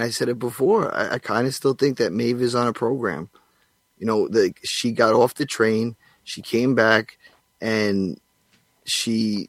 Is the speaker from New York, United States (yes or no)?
yes; Long Island, New York, United States; I'm not from Staten, Italy. I'm from Long Island, cuzzo.